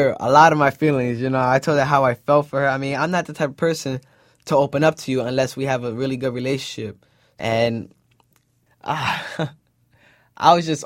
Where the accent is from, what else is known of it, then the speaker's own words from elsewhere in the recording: New York City, New York, United States; moved away; I'm from the Bronx.